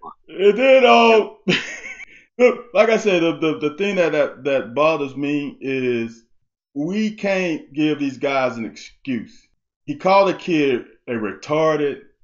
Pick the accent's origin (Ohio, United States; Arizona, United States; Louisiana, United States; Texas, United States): Louisiana, United States; Baton Rouge; also born or lived in Mississippi; I was born in Mississippi. And after I was born, I think I was a couple years old, and my parents moved down to Baton Rouge